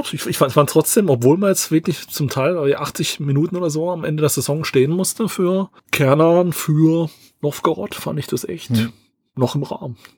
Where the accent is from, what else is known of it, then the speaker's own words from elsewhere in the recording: Southern Germany, Germany; bei uns im Süden